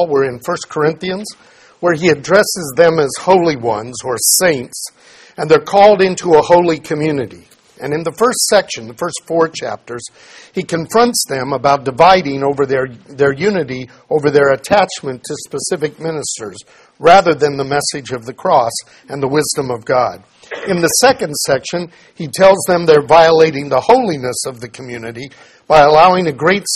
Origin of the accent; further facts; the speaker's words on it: United States; we grew up where idolatry in America simply wasn't practiced